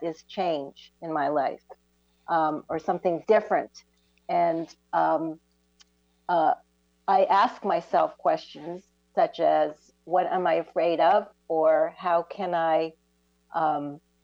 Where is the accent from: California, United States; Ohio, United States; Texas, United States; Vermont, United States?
Vermont, United States; now in Florida, United States; I'm originally from Vermont, and I just arrived here in Florida